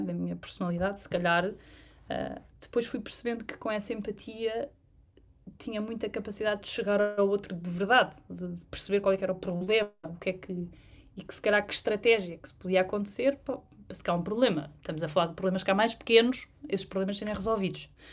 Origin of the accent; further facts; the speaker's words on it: Trás-os-Montes, Portugal; moved away; also born or lived in London; tanto de trás os montes, que é de onde eu, de onde eu sou